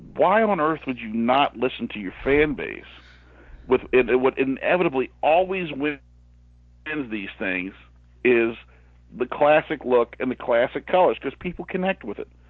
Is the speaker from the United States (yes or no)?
yes; Ohio, United States; moved away; I'm originally from Ohio